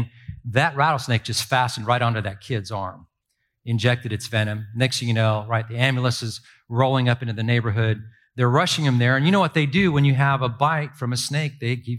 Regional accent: Ireland; now in United States; And honestly, I'm this Irish kid, right? And I don't have a big family. We're immigrants.

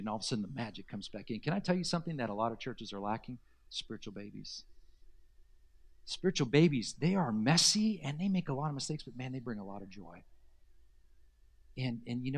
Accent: Southern California, United States; this is where I grew up is in Southern California

